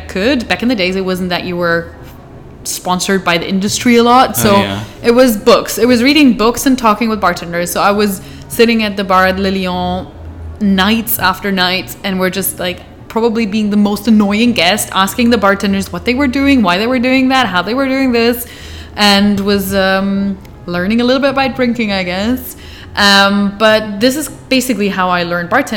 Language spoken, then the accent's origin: English; Hamburg, Germany; moved away as an adult; now in Amsterdam, Netherlands; I am from Hamburg